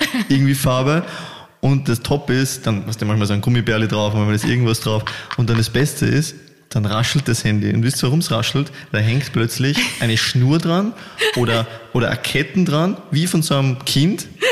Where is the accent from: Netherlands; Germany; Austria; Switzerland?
Austria; bei uns in Österreich